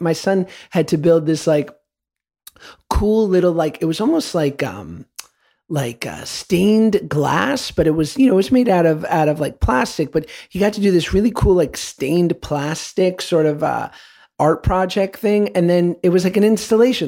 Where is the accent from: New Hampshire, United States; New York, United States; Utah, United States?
New York, United States; New York City; I grew up in New York City taking the crosstown bus to school at eleven